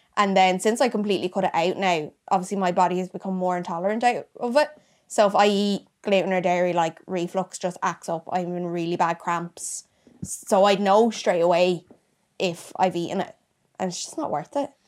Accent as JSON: {"language": "English", "town": "Gorey", "region": "County Wexford", "country": "Ireland", "said": "I'm from Wexford"}